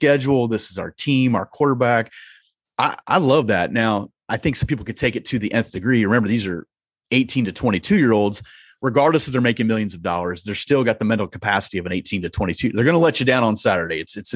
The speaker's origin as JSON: {"language": "English", "region": "Iowa", "country": "United States", "tie": "born or raised there", "also_born_or_lived": "Southern Indiana", "moved": "yes", "said": "growing up in Iowa"}